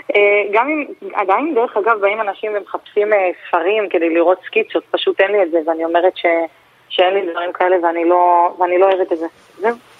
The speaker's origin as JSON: {"language": "Hebrew", "town": "Holon", "region": "Tel Aviv District", "country": "Israel", "tie": "born or raised there", "said": "גדלתי בג'סי כהן, האמת שגם ברחוב עצמו"}